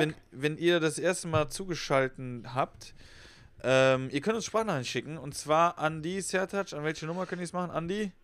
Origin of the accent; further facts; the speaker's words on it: Westerwald, Rhineland-Palatinate, Germany; moved away; Ich komme ja eigentlich aus dem Westerwald